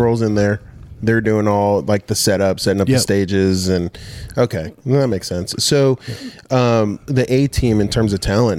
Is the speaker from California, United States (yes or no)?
yes; Rancho Cucamonga, California, United States; moved away as an adult; now in Dothan, United States; we grew up in Rancho Cucamonga, California.